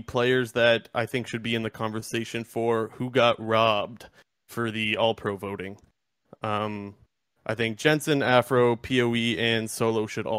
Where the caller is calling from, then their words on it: Sarnia, Ontario, Canada; I'm not calling from Indianapolis. I'm calling from Sarnia, Ontario.